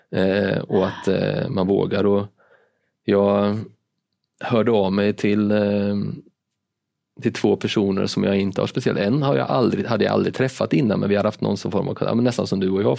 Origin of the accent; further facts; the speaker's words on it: Linköping, Östergötland, Sweden; now in Malmö, Sweden; jag kommer från Linköping